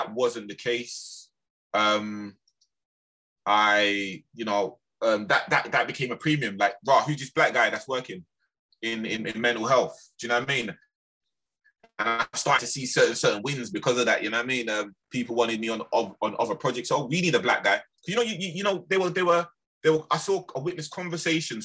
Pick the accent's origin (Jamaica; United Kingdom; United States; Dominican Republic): United Kingdom; London; I was simply from Lambeth